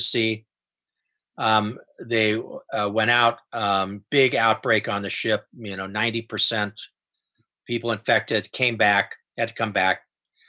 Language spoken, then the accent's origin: English; Coronado, California, United States; I grew up in Coronado